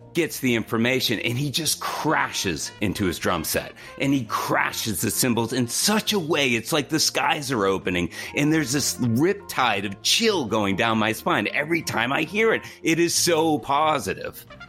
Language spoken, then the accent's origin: English; Boston, Massachusetts, United States; I'm from Boston